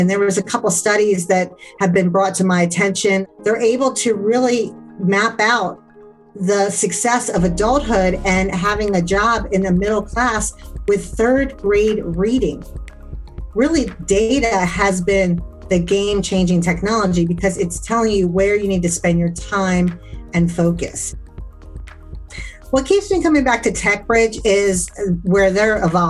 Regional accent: D.C. area, Maryland, United States; now in Atlanta, United States; I'm from the Maryland, D.C. area

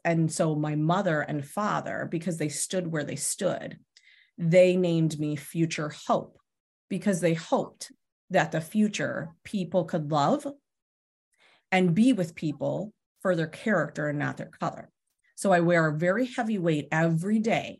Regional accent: Pennsylvania, United States; I grew up in Pennsylvania

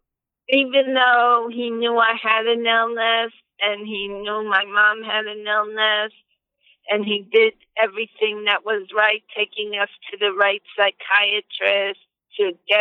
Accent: United States; I grew up in America, so my English has been pretty good

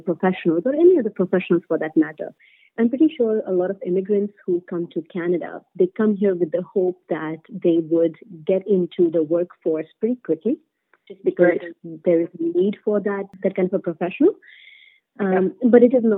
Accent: India; moved away as an adult; I come from India, where bureaucracy is at a different scale altogether

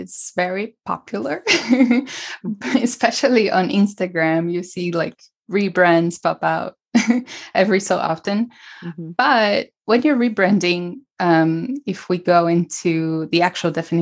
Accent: São Paulo, Brazil; moved away; also born or lived in California / New York; I'm from Brazil. Originally from Brazil, from São Paulo, and I grew up surrounded by alternative health

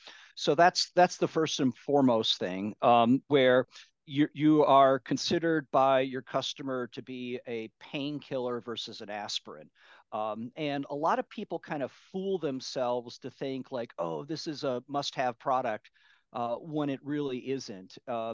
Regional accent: Midwest, United States; now in California, United States; So I grew up in the Midwestern part of the U.S. and then right after college, I moved out here to California and been here ever since.

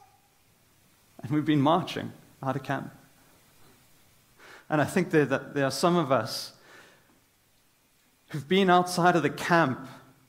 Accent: South Africa; moved away; as a South African

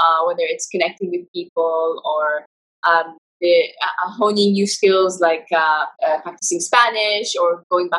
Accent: Saudi Arabia; moved away as an adult; now in Dubai, United Arab Emirates; So I'm in my parents' house in Saudi Arabia, my hometown. I usually live in Dubai

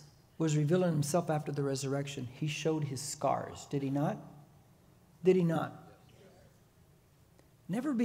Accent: Corona, California, United States; When I was growing up in Corona, I was born in Corona.

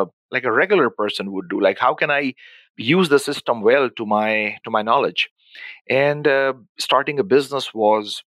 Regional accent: Pakistan; moved away as an adult; also born or lived in Dubai / Abu Dhabi; now in Winnipeg, Canada; born and raised in Pakistan

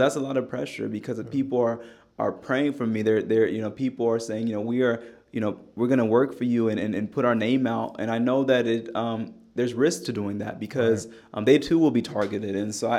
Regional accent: Knoxville, Tennessee, United States; I'm from Knoxville, and we talk frequently

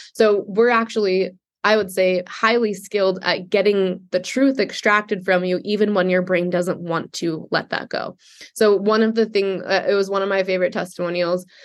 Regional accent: New York City, New York, United States; I was raised Jewish in Manhattan

